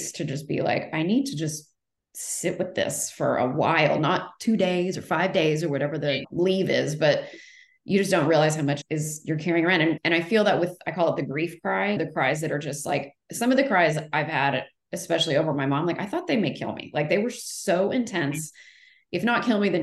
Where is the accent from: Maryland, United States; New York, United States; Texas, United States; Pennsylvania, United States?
Texas, United States; moved away as an adult; also born or lived in Los Angeles; I'm from Texas originally